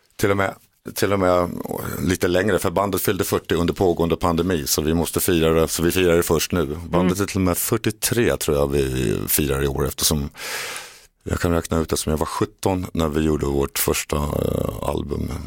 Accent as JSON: {"language": "Swedish", "town": "Åkersberga", "region": "Stockholm County", "country": "Sweden", "tie": "born or raised there", "said": "när jag var ung pojke i Åkersberga och satt i mitt pojkrum och skrev låtar"}